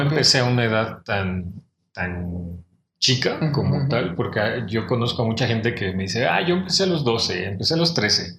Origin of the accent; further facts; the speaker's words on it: Mexico City, Mexico; yo soy de Ciudad de México, soy del norte de la ciudad, de la Gustavo Madero, que es el extremo así norte